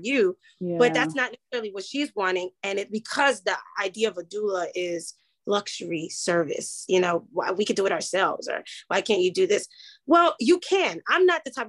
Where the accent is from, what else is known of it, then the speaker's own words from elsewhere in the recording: Nigeria; being Nigerian